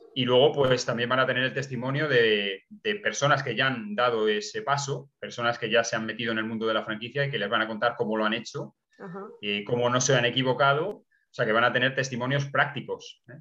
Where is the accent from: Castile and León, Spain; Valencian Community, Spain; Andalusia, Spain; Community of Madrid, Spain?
Castile and León, Spain; Nava del Barco; mi pueblo, en Ava del Barco, en Ávila